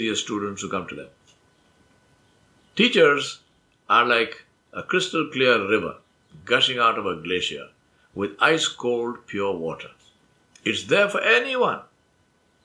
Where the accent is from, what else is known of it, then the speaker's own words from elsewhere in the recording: Hyderabad, Telangana, India; first language Urdu; English is a second language; moved away as an adult; also born or lived in Kwakwani, Guyana; I left the comfort of home and family and friends and social circle in Hyderabad and went to Guyana, South America, across the world.